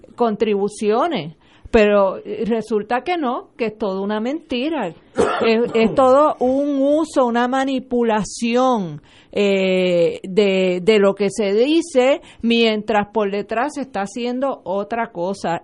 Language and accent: Spanish; Puerto Rico; somos una colonia de Estados Unidos